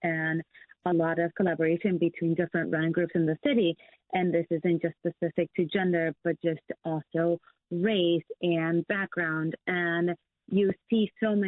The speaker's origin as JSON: {"language": "English", "town": "Chicago", "region": "Illinois", "country": "United States", "moved": "yes", "lives_now": "New York, United States", "said": "I'm from Chicago and my family is here and my friends are here"}